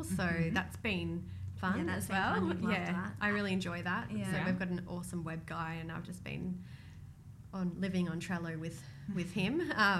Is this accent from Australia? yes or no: yes; Australia; So we're in Australia, we're Australian, so we spend a lot of time trying to grow the business